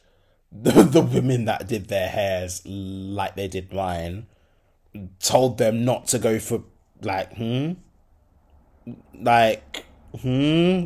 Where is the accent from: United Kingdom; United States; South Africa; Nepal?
United Kingdom; Birmingham, West Midlands; I'm from Birmingham